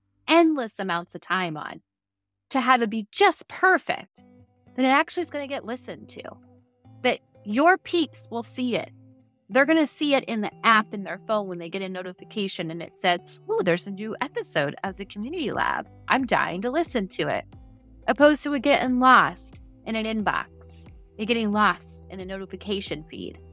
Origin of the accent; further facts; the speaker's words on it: Midwest, United States; also born or lived in Montana; I grew up in the Midwest, spent a lot of time in Montana